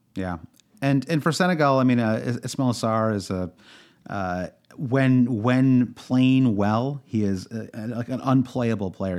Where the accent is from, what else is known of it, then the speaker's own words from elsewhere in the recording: Midwest, United States; I'm from the Midwest